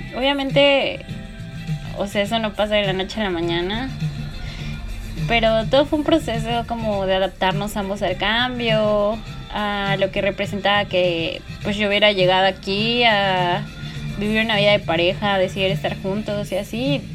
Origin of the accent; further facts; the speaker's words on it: Puebla, Mexico; moved away as an adult; now in Mérida, Mexico; yo me fui de Puebla porque toda mi vida vivía allí, así desde chiquita